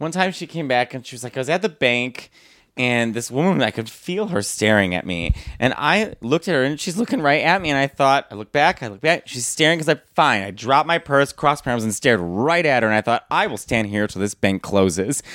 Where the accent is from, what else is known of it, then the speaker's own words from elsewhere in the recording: Arlington Heights, Illinois, United States; also born or lived in Chicago / Manhattan; In Arlington Heights in Chicago